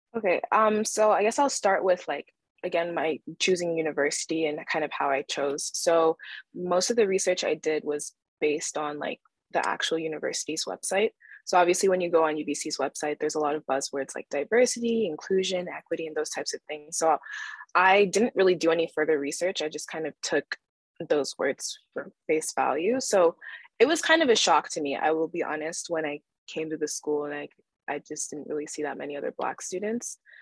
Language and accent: English; Calgary, Alberta, Canada; also born or lived in Nigeria; now in Vancouver, Canada; my family immigrated to Canada when I was less than two years old, and, uh, we stayed in Alberta, mostly Calgary